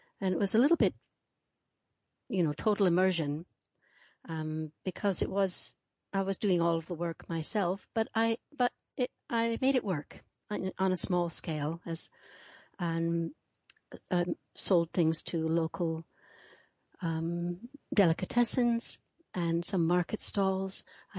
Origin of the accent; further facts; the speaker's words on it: London, United Kingdom; also born or lived in Minnesota, United States; No, I'm in London, central London, in the UK. Okay. I was born in the States. I was born in Minnesota and came over here as a girl and have stayed.